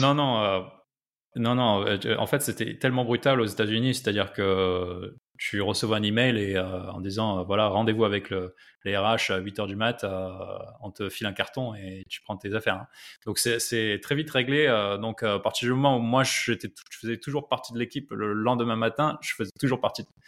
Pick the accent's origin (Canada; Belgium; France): France; moved away as an adult; also born or lived in Silicon Valley / Nairobi, Kenya; nous, en, France